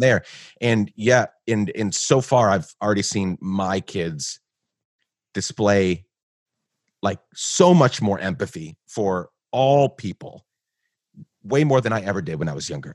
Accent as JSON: {"language": "English", "country": "Guatemala", "tie": "born or raised there", "moved": "yes", "said": "I grew up in Guatemala, so I, I grew up in Guatemala pre nine eleven."}